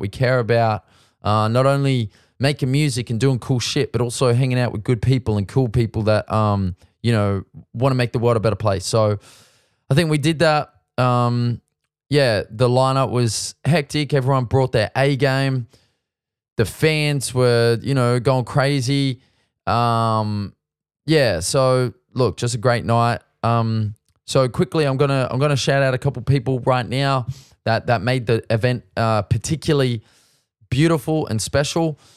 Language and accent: English; Sydney, New South Wales, Australia; moved away as an adult; now in Melbourne, Australia; we're kinda foreigners. We come from Sydney